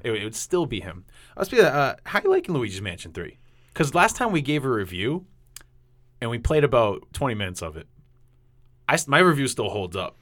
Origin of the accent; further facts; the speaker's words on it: New England, United States; accent: New England; my New England accent's coming out.